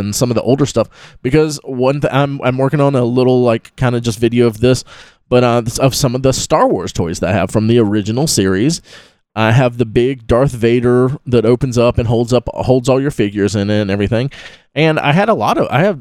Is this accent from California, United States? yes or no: no; Live Oak, Florida, United States; I grew up in Live Oak.